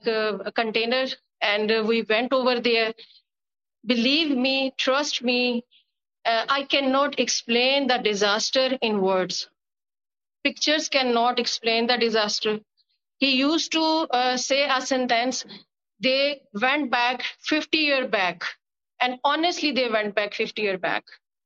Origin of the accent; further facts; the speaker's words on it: Multan, Punjab, Pakistan; I came from Multan.